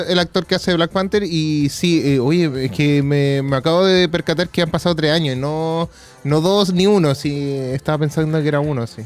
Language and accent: Spanish; Quilpué, Valparaíso, Chile; moved away; yo salí de Quilpue